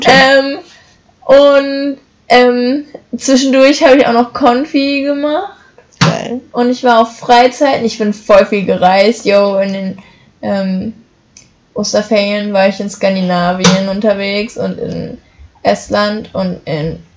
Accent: Hesse, Germany; ich bin geboren in Hessen.

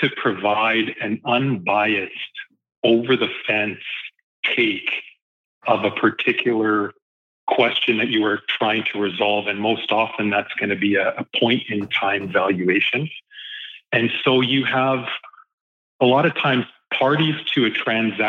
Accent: Lower Mainland, British Columbia, Canada; also born or lived in Ottawa / Calgary; I was born in Ottawa. I moved to Calgary as a young kid. And just after the 88 Olympics, my parents moved us to the Lower Mainland, and we've been here ever since

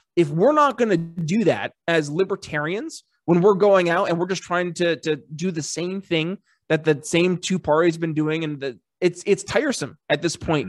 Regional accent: United States; also born or lived in Philadelphia; being an American

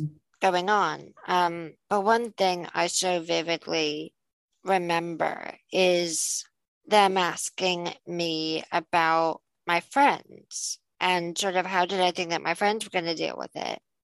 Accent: Illinois, United States; now in United Kingdom; you and I grew up in Illinois

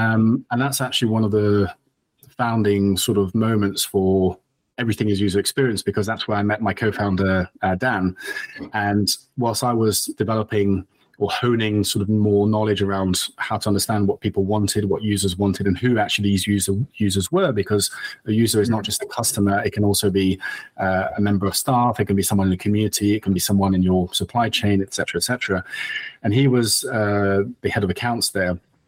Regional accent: France; English is a second language; moved away as an adult; now in United Kingdom; I'm actually half French. I grew up in France, and nice. I think I lost the accent along the way. But I actually came to the UK to study law

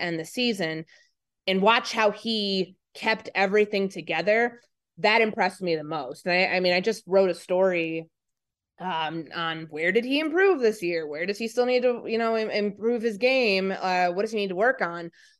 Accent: Midwest, United States; because to me, that was a foreign country, because I grew up in the Midwest.

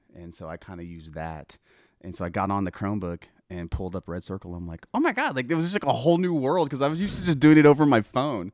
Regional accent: Broken Arrow, Oklahoma, United States; also born or lived in Tulsa; I was born in Tulsa and, uh, grew up basically in Broken Arrow

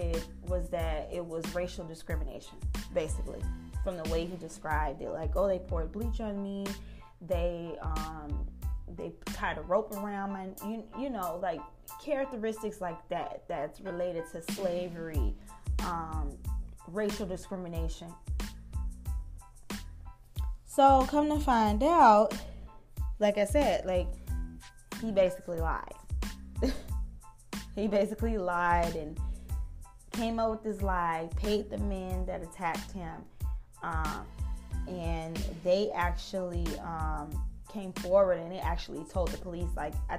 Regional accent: Chicago, Illinois, United States; I'm from Chicago. I was born and raised in Chicago

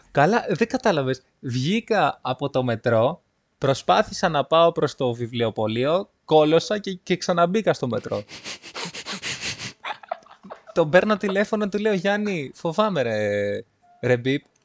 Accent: Livadeia, Central Greece, Greece; moved away; Μου λέει από πού είσαι, του λέω από Λιβαδιά

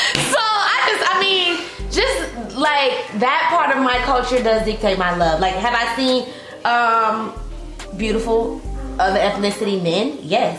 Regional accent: Atlanta, Georgia, United States; I ain't never dated outside of my hometown. So, You got to be Atlanta all the way

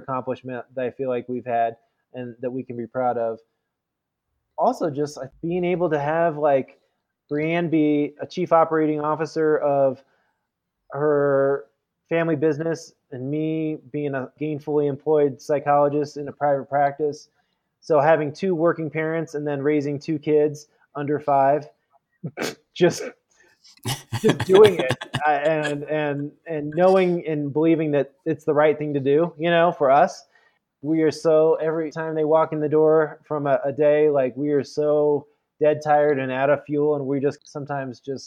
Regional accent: Midwest, United States; also born or lived in San Francisco, United States / Indiana, United States / East Coast, United States; now in Colorado Springs, United States; growing up in the Midwest or being out here in the East Coast

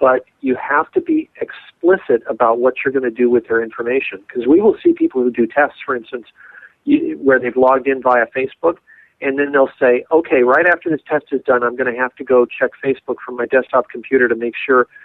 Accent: Los Angeles, California, United States; We lived, growing up in Los Angeles, we lived across the street from the guy who did the costume design for Lost in Space

